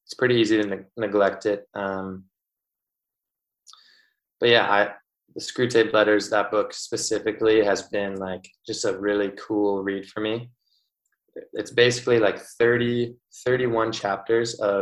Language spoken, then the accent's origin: English; Winnipeg, Manitoba, Canada; I'm from Winnipeg